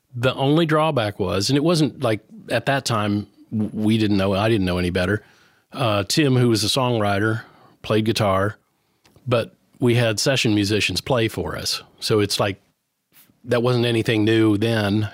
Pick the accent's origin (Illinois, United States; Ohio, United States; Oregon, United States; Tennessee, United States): Ohio, United States; New Knoxville; moved away as an adult; now in Nashville, United States; my hometown or actually a town where I grew up, which was a teeny tiny little town that still exists. It's called New Knoxville, Ohio.